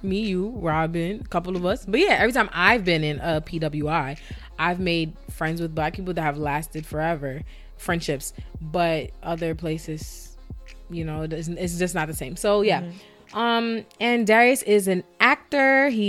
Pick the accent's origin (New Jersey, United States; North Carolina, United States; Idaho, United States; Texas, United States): North Carolina, United States; I was born in North Carolina